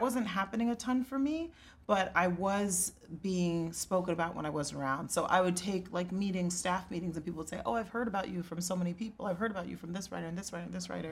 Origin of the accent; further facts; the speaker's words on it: Plano, Texas, United States; I'm Nigerian, and even though I was raised in Texas